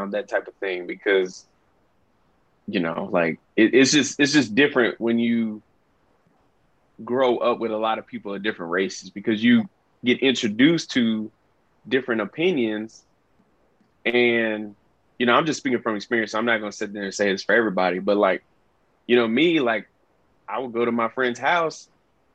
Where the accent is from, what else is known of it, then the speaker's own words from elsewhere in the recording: Deep South, United States; me growing up in the Deep South